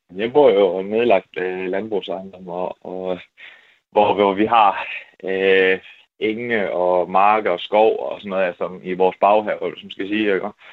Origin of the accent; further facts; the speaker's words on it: Vojens, Southern Denmark, Denmark; moved away; min gamle hjemby. Altså, øh, jeg boede i Vojens